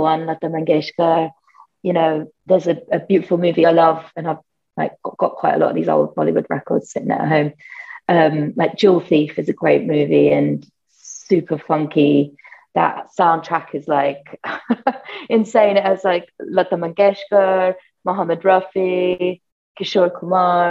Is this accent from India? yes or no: no; United Kingdom; accent: British; also born or lived in France / Spain; now in Brooklyn, United States; I have a British accent